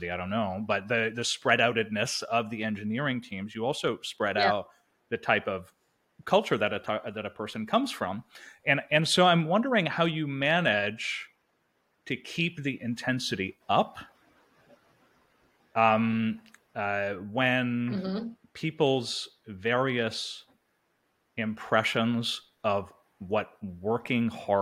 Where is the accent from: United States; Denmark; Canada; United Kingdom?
Canada; I'm French Canadian.